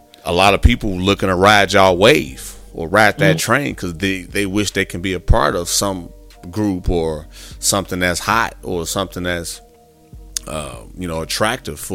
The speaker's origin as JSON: {"language": "English", "region": "Midwest", "country": "United States", "moved": "yes", "lives_now": "Texas, United States", "said": "I'm from the Midwest myself, and coming out to Texas"}